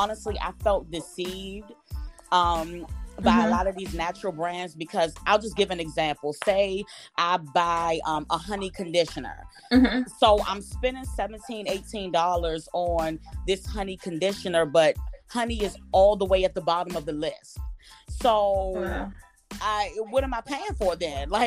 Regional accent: Maryland, United States; I'm from the DMV, Maryland to be exact

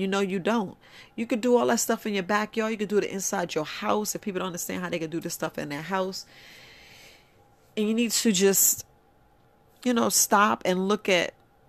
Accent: Bronx, New York, United States; like I was raised in the Bronx, New York, so you don't really hear anybody tell me, oh, I got a garden

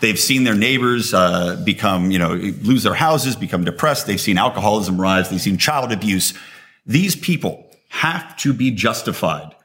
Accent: United States; I'm an American

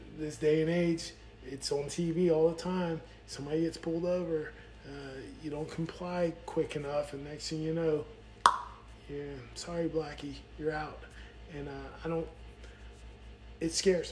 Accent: Kings Bay, Georgia, United States; growing up down here in the South, I relate a little bit more with country music

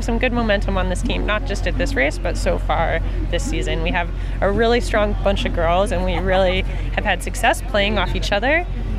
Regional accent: California, United States; being in my home state, like I drove in.

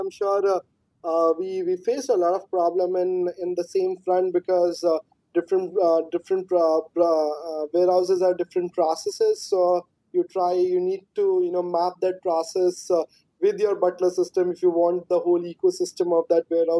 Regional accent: India

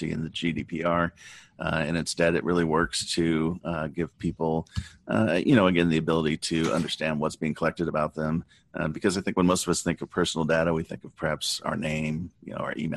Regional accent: Southern California, United States; I grew up in Southern California.

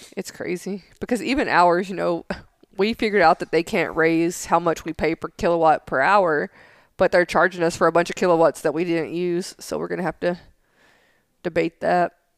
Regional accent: Tennessee, United States; now in San Angelo, United States; I grew up in Tennessee

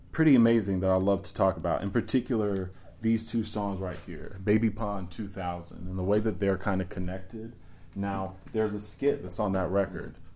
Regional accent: New York City, New York, United States; Yeah, I grew up in the Bronx.

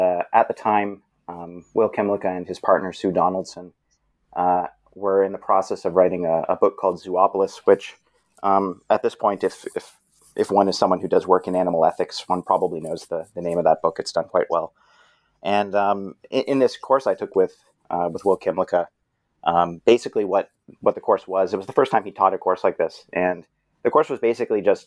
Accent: Brampton, Ontario, Canada; I'm a Canadian fellow, grew up in Brampton, which is a suburban city not too far from Toronto.

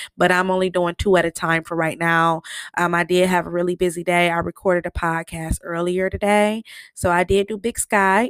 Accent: Michigan, United States; I'm from Michigan

